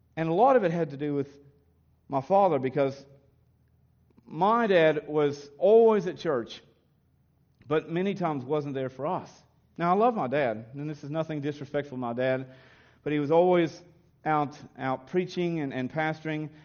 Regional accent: Kentucky, United States; also born or lived in Williamsburg, Kentucky; the Baptist churches, when I was raised in Kentucky

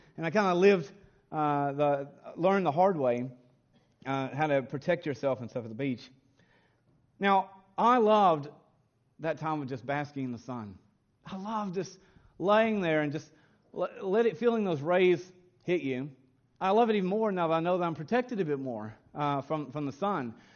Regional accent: Kentucky, United States; growing up in Kentucky

